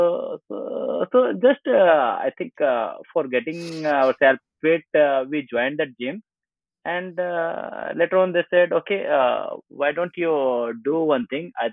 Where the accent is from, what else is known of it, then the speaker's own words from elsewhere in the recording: Modinagar, Uttar Pradesh, India; I born and brought up in Modinagar. That's just around 40 kilometers far from this Delhi.